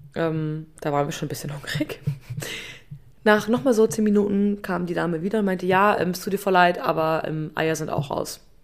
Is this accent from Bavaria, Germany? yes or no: yes; Upper Bavaria, Germany; bei uns in Oberbayern